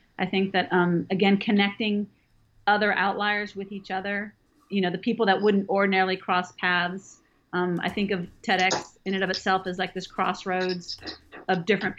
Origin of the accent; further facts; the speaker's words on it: Northern California, United States; moved away as an adult; now in Georgia, United States; I grew up in California in Northern California, and I've lived in Georgia for almost 20 years.